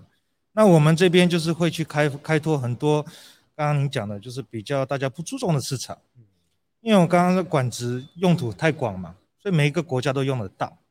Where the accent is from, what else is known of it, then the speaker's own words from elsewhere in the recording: Brazil; moved away as an adult; also born or lived in United States; now in Taiwan; 我在台湾出生，但是从两岁就在巴西住。